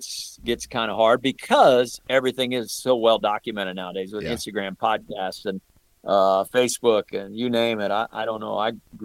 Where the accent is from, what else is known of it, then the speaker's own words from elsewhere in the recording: St. Louis, Missouri, United States; You know, and have been growing up in the St. Louis area. You can't help but be a Cardinal fan.